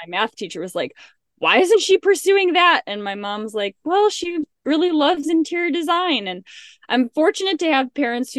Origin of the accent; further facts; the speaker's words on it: Illinois, United States; I grew up in the Midwest in a suburb of Chicago